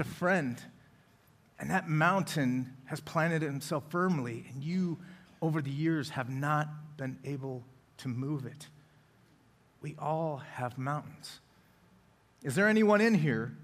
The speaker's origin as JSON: {"language": "English", "town": "Colorado Springs", "region": "Colorado", "country": "United States", "tie": "born or raised there", "also_born_or_lived": "Loveland, Colorado / Denver, Colorado", "moved": "yes", "lives_now": "Oklahoma City, United States", "said": "Colorado Springs, and that is where I was born and raised."}